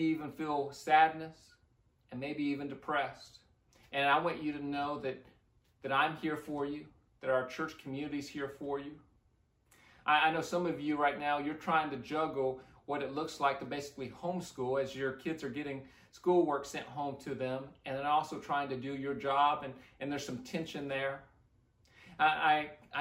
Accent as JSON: {"language": "English", "region": "Midwest", "country": "United States", "tie": "born or raised there", "moved": "yes", "lives_now": "Leon Valley, United States", "said": "I grew up in the Midwest"}